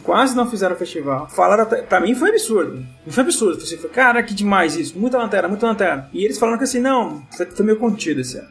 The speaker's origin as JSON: {"language": "Portuguese", "region": "São Paulo", "country": "Brazil", "said": "sou de São Paulo"}